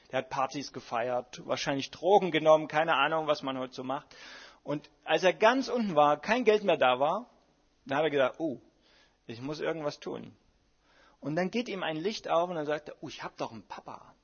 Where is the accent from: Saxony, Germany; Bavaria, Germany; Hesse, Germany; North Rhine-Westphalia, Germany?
Saxony, Germany; Dresden; ich bin ja in Dresden groß geworden